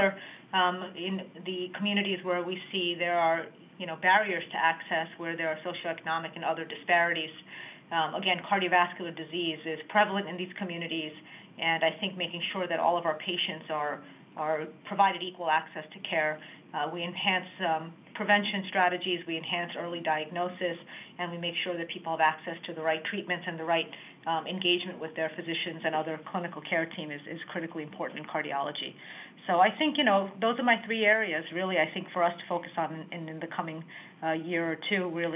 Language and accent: English; Long Island, New York, United States; a native Long Islander, so I'm really happy to be working out here, taking care of patients and helping healthcare improve in my hometown.